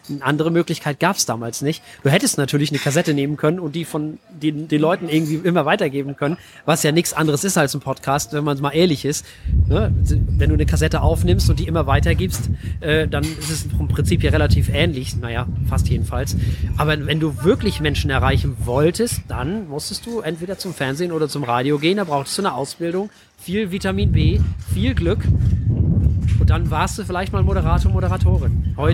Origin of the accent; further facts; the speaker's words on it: Flensburg, Schleswig-Holstein, Germany; Naja, ich, ich komme aus Flensburg. Also aus dem, man sagt ja immer so schön, Schleswig-Holstein wirbt ja mit der echten Norden.